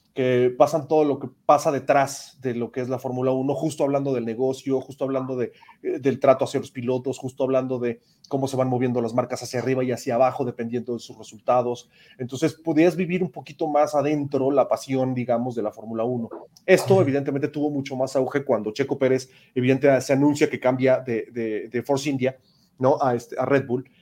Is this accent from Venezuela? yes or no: no; Mexico; como mexicano